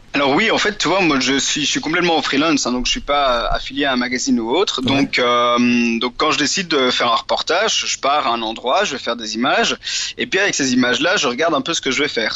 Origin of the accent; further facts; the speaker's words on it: central Belgium, Belgium; je suis belge, euh, j'ai 26 ah. ans. Euh, j'habite euh, plus ou moins dans le centre de la Belgique, donc, euh, dans les champs. c'est cool parce que je suis à une heure de voiture des Ardennes et une heure de voiture de la côte, donc c'est vrai que j'ai grandi dans un milieu assez varié